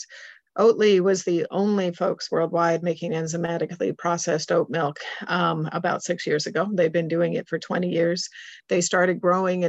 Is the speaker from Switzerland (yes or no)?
yes; Switzerland; moved away; I grew up in Switzerland